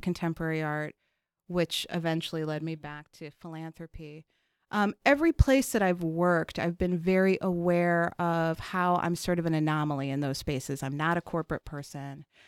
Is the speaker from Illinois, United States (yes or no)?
yes; Chicago, Illinois, United States; I was born in Chicago, raised on the South Side in Bronzeville, and then in Hyde Park